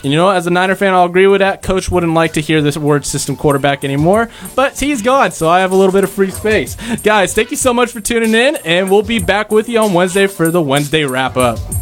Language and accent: English; California, United States; I'm from California